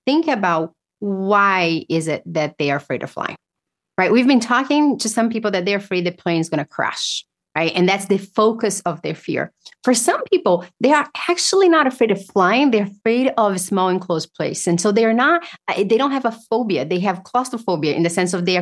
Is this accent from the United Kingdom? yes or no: no; Brazil; now in United States; I grew up in Brazil